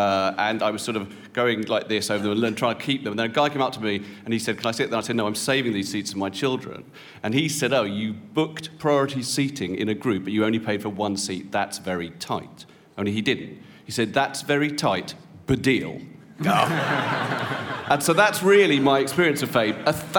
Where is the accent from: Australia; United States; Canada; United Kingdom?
United Kingdom; because I'm a British celebrity male over the age of 45, ladies and gentlemen.